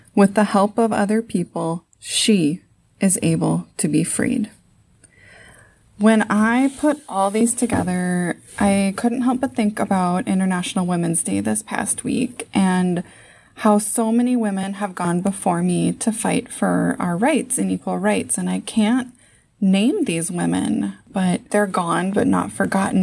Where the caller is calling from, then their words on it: Saint Paul, Minnesota, United States; I'm calling from Saint Paul, Minnesota.